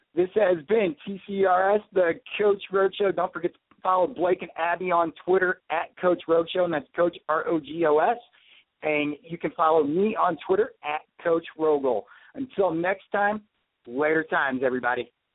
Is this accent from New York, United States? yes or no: no; near Columbia, Missouri, United States; close to my hometown. You'll be in Columbia, Missouri